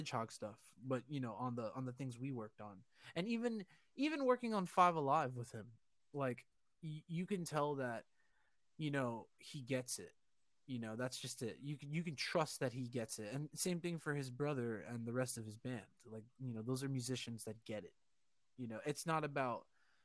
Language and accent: English; New York City, New York, United States; I grew up on the Upper East Side, East Harlem